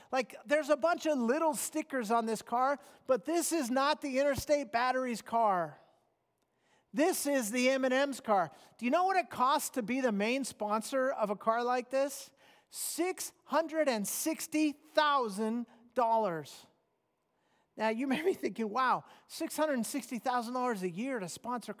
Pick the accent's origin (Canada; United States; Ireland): United States; I'm a Christian who happens to be an American